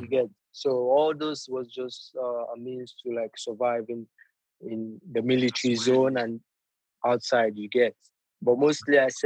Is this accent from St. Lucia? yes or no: no; Lagos, Nigeria; moved away as an adult; also born or lived in Genk, Belgium; now in Leicester, United Kingdom; I was born in Lagos, Nigeria. I grew up in the barracks, the military zone